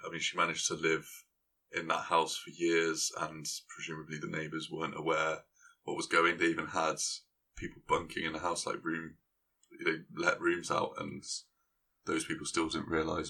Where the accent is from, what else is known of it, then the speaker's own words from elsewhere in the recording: Gloucester, South West England, United Kingdom; I am from Gloucester.